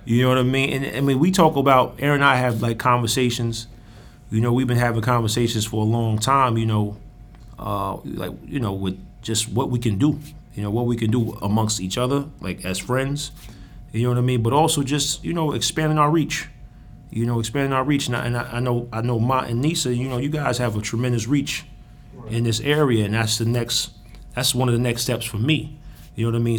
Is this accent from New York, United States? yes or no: yes; New York, United States; moved away; I'm from New York